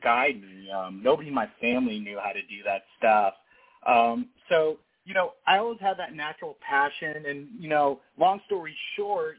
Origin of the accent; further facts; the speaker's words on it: Ohio, United States; I'm born and raised in Ohio.